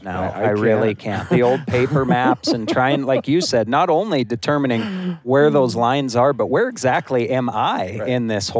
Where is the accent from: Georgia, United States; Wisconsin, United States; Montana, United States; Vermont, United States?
Montana, United States; Bozeman; I was born and raised in Bozeman. I've been on every dirt road, at every trailhead, everything in there since I was little.